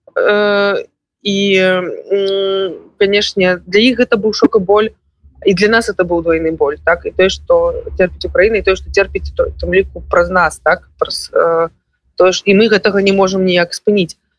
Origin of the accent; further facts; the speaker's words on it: Belarus; як беларусы